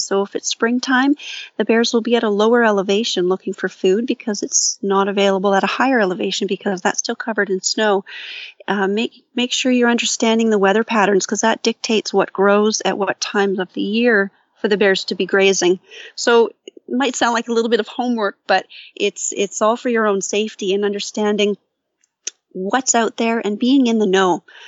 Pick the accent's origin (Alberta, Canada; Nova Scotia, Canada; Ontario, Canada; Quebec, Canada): Ontario, Canada; St. Catharines; I'm from Saint Catharines